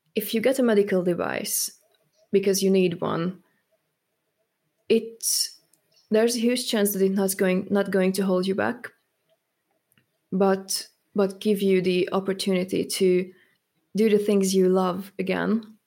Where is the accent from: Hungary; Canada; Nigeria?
Hungary; moved away as an adult; also born or lived in Germany; now in United Kingdom; I'm actually from Hungary